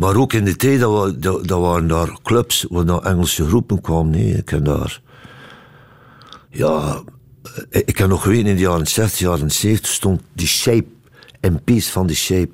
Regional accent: Ostend, Flanders, Belgium; now in Brussels, Belgium; Mijn roots zitten daar, ja. En ik ben opgevoed in Oostende

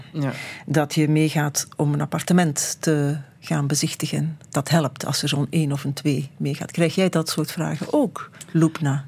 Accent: Beringen, Flanders, Belgium; Ik kom van Bering

